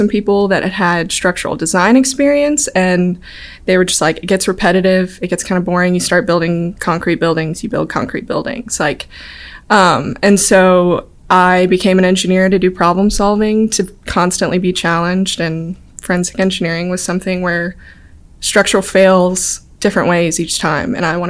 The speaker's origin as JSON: {"language": "English", "town": "Birmingham", "region": "Alabama", "country": "United States", "tie": "born or raised there", "also_born_or_lived": "North Carolina / Georgia", "said": "so I wasn't born in Birmingham. I was born in North Carolina, moved to Georgia a little bit. But when we finally settled in Birmingham"}